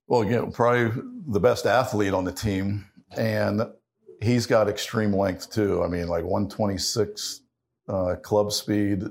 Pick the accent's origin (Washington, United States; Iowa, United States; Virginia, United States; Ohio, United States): Ohio, United States; growing up in Ohio